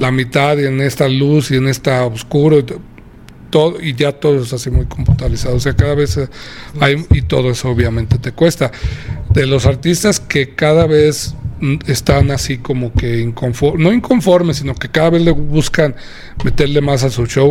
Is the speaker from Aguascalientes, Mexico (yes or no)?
yes; Aguascalientes, Mexico; Es mi tierra